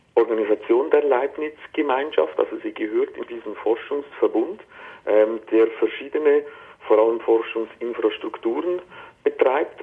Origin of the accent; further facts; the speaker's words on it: Switzerland; ich rede jetzt hier als, als Schweizer